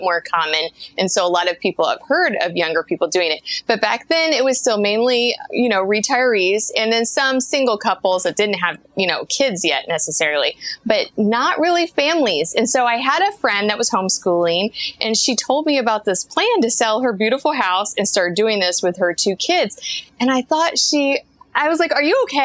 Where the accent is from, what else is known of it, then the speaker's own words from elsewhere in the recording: Kansas City, Missouri, United States; moved away as an adult; we're from Kansas City, so we're also from Missouri